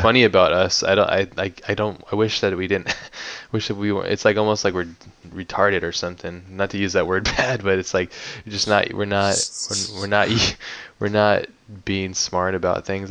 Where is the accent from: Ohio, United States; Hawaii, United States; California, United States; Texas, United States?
Hawaii, United States; growing up in Hawaii